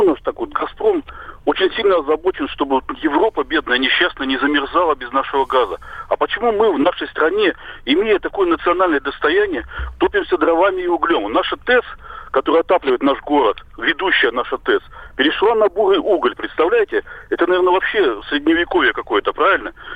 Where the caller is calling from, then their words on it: Novosibirsk, Novosibirsk Oblast, Russia; я звоню из Новосибирска.